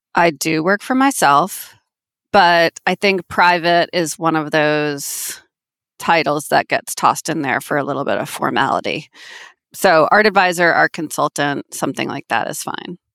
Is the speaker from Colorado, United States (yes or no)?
no; Manhasset, New York, United States; now in Manhattan, United States; I am from Manhasset, which is a town on Long Island in Nassau County